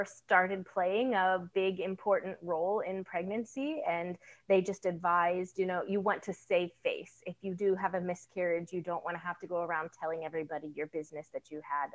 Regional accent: Indiana, United States; I hail from the Midwest, Indiana. I'm halfway between Chicago and Indianapolis

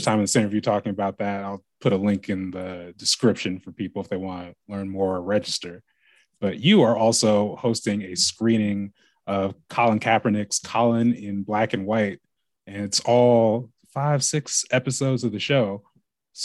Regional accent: Lake Oswego, Oregon, United States; where I grew up in Lake Oswego

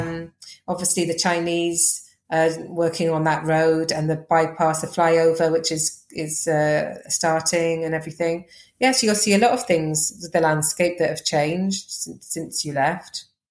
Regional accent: Wales, United Kingdom; accent: Welsh; moved away as an adult; also born or lived in Uganda; I have got a Welsh accent

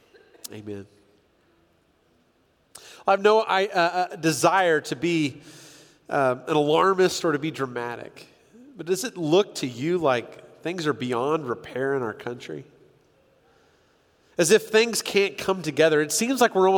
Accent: San Diego, California, United States; I grew up in San Diego, California

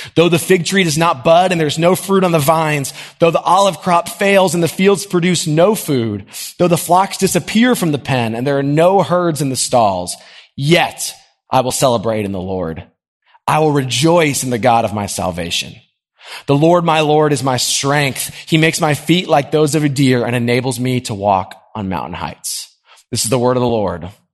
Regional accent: Nashville, Tennessee, United States; I grew up in Nashville. This is a great place to live

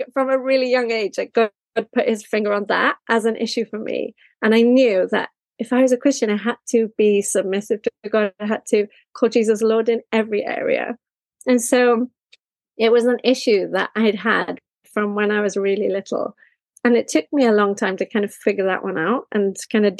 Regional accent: Wales, United Kingdom; moved away as an adult; also born or lived in Japan; I am from Wales, and I live in Wales at the moment

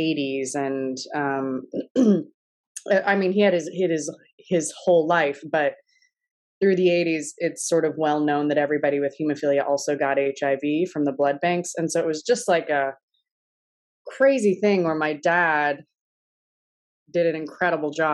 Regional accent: Kentucky, United States; I am from Kentucky

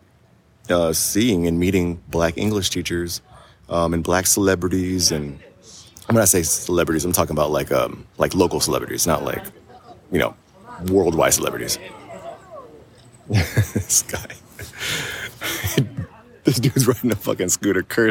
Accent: United States; moved away as an adult; now in South Korea; I'm not. I'm American

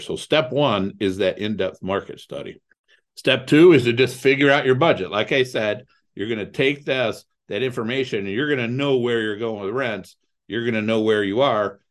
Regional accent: Toledo, Ohio, United States; also born or lived in Cleveland, Ohio; I grew up in Toledo, Ohio.

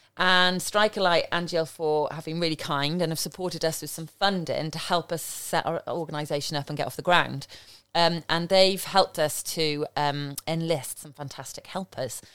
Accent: London, United Kingdom; moved away as an adult; also born or lived in Stoke-on-Trent / Gloucestershire; I grew up in Southeast London.

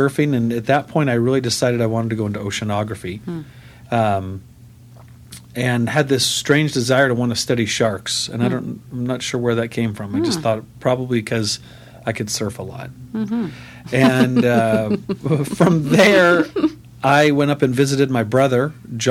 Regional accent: Del Mar, California, United States; I grew up here in San Diego in Del Mar

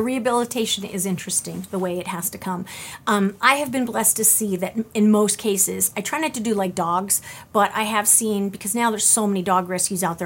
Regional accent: California, United States; moved away; originally I'm from California

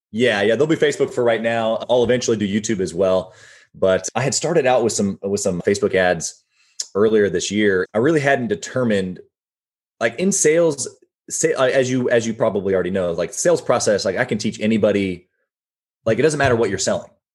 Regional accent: Midwest, United States; moved away as an adult; also born or lived in Sunny Isles, Florida; growing up in the Midwest, yeah, I like I loved it.

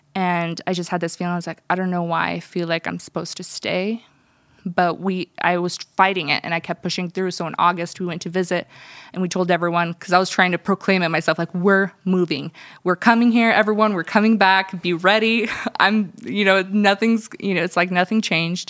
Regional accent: United States; first language Russian; English is a second language; I was born in America.

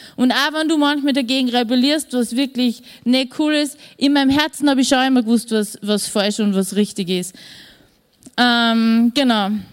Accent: Wels, Upper Austria, Austria; also born or lived in Vienna; ich bin in Wien nur geboren und mein Bruder auch noch. Und wir sind dann wie ich zwei Wochen nach Wels zurückgezogen

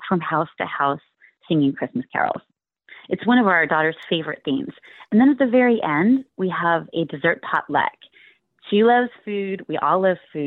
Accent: Palo Alto, California, United States; now in Sunnyvale, United States; my hometown in Palo Alto, where I was raised

